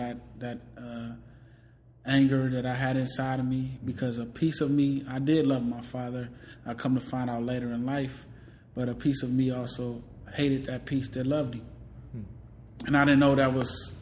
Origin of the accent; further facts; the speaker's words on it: Richmond, California, United States; also born or lived in Decatur, Illinois, United States; I'm originally from Decatur, Illinois. I moved to Richmond, California at the age of six